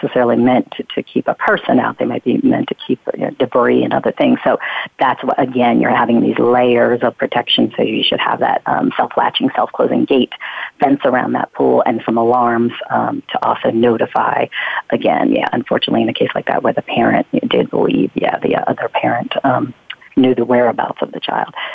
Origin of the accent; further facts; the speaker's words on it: Pennsylvania, United States; we lived in a town in Pennsylvania, my hometown in Pennsylvania at the time